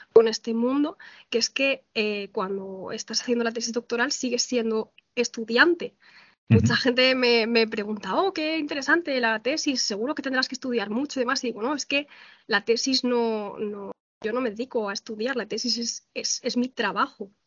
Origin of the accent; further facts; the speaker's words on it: Valencian Community, Spain; moved away as an adult; now in Ciudad Real, Spain; yo soy valenciana, estudié arquitectura en la Universidad Politécnica de Valencia